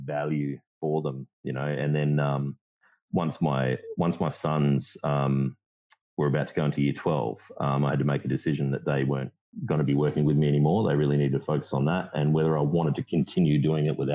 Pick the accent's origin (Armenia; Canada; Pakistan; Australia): Australia; Kambalda, Western Australia; also born or lived in Kalgoorlie, Australia; I grew up in a little mining town called Kembalda in WA